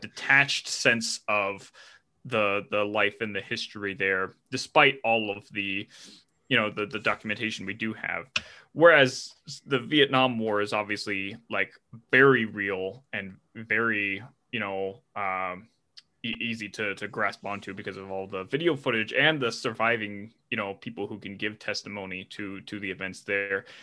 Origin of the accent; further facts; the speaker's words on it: United States; as an American